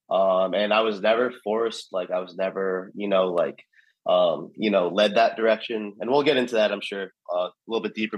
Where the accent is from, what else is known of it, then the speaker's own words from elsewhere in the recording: Alpharetta, Georgia, United States; also born or lived in New York; growing up in Alpharetta